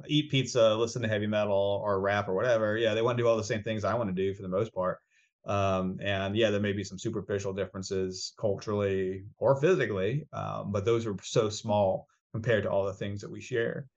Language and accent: English; Rhode Island, United States; moved away; also born or lived in Laredo, Texas; I grew up in Rhode Island, that's where I grew up